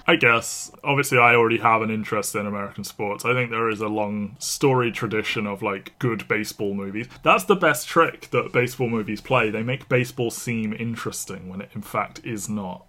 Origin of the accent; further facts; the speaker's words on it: United Kingdom; we are British